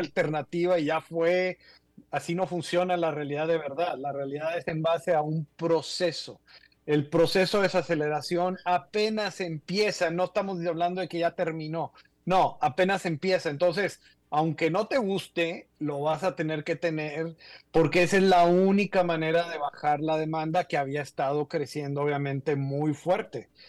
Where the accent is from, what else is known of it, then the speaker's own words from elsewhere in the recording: Mexico; Tú y yo somos de México